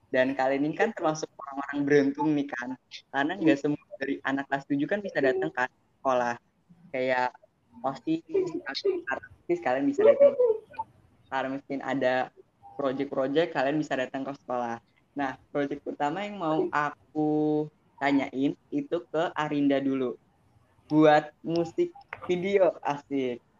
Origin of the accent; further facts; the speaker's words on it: Banyuwangi, East Java, Indonesia; karena kampung aku itu sendiri di Banyuwangi mungkin kalian tahu Banyuwangi. Jadi Banyuwangi itu ada di Jawa Timur, ujung Jawa Timur.